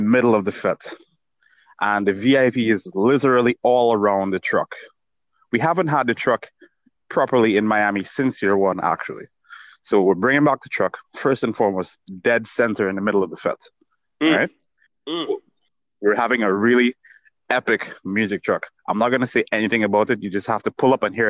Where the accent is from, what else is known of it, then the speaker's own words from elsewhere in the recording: Dominica; I'm from Dominica